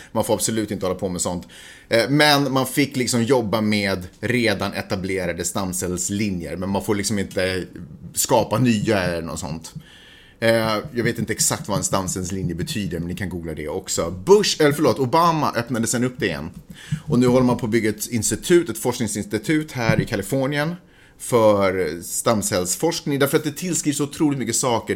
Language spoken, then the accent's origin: Swedish; Sweden; now in Los Angeles, United States; jag är svensk